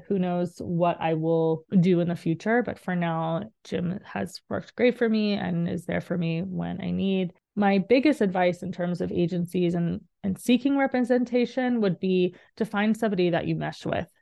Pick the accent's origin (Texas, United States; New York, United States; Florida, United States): Texas, United States; Dallas; moved away as an adult; also born or lived in Indiana; I'm from Dallas, Texas